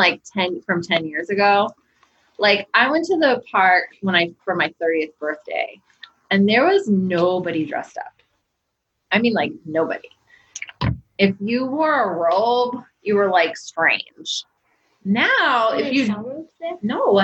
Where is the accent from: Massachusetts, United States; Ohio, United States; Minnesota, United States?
Massachusetts, United States; now in New Hampshire, United States; I grew up in Massachusetts